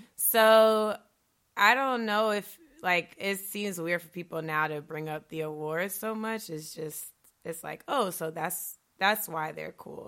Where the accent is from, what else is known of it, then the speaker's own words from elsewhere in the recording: Stone Mountain, Georgia, United States; moved away as an adult; now in Chicago, United States; I'm from Stone Mountain originally, too. I actually went to high school with his brother